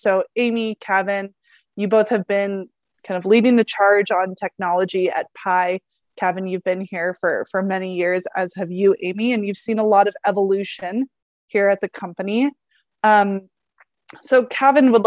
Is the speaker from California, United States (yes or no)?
yes; Northern California, United States; moved away; I have memories of going to Del Taco in my childhood because I was born and lived in Northern California